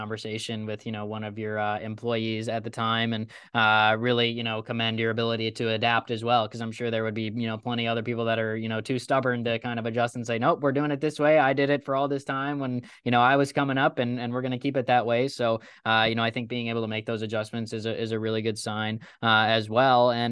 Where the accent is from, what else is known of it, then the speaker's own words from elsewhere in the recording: Chicago, Illinois, United States; born and raised in the Chicago suburbs